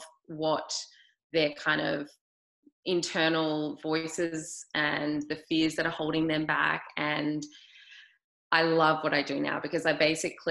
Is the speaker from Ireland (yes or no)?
no; Australia; I'm from Australia, grew up there